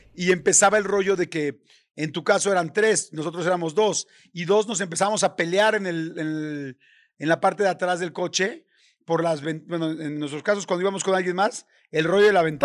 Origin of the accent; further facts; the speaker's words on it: Mexico; soy mexicano y en mi país es normal